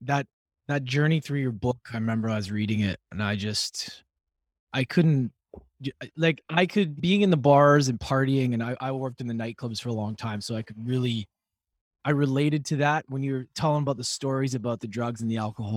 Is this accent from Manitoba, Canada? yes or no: no; Edmonton, Alberta, Canada; growing up in Edmonton